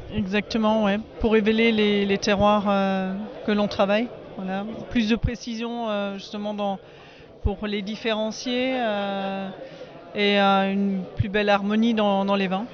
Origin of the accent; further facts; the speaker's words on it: southern Alsace, Grand Est, France; je viens du sud de l'Alsace